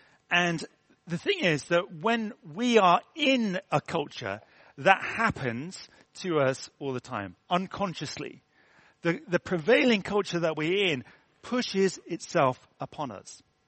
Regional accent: England, United Kingdom; as an Englishman who is brought up with Christmases upon Christmases and trees upon trees

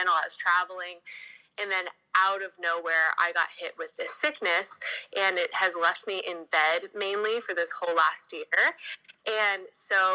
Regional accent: California, United States; also born or lived in Los Angeles; I'm from California.

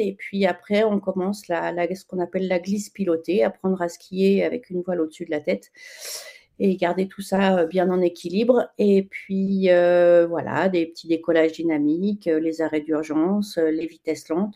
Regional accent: Chamonix, Auvergne-Rhône-Alpes, France; je suis née à Chamonix, donc j'ai skié depuis toute, toute petite. J'étais au club de ski gamine

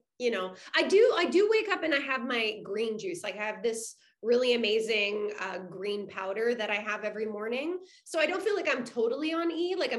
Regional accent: Canada; as a Canadian

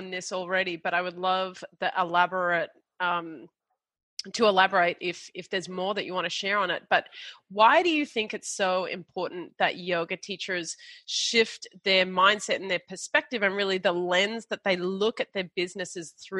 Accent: Australia; We're Australian

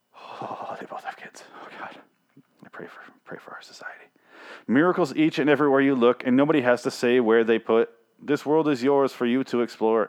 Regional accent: Michigan, United States; I grew up in Michigan

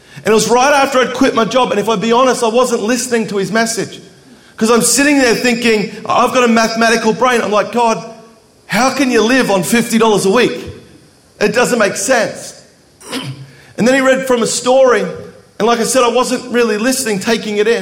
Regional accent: Melbourne, Victoria, Australia; I grew up in Melbourne, Australia, where Planet Shakers is from.

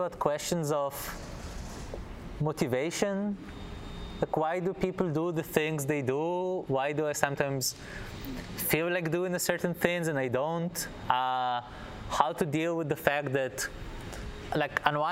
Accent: Israel; moved away; I'm from Israel, so I was in the Israeli army

